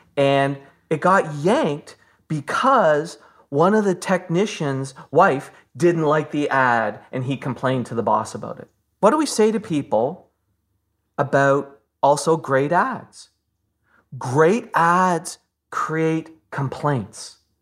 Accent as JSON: {"language": "English", "town": "Fort Erie", "region": "Ontario", "country": "Canada", "tie": "born or raised there", "said": "I was born in Fort Erie"}